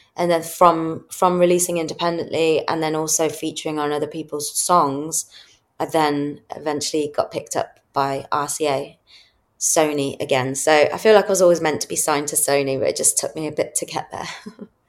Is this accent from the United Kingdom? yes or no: yes; Midlands, United Kingdom; moved away as an adult; now in London, United Kingdom; I grew up in in the Midlands